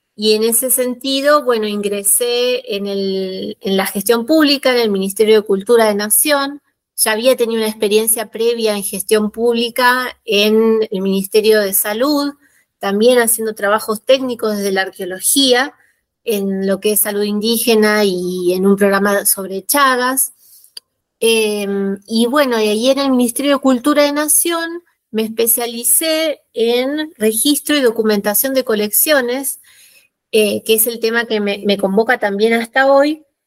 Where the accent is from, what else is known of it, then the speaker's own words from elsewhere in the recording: Buenos Aires, Argentina; moved away as an adult; now in La Rioja, Argentina; yo nací en la ciudad de Buenos Aires, soy porteña, eh, viví siempre en barrios del sur de, la ciudad de Buenos Aires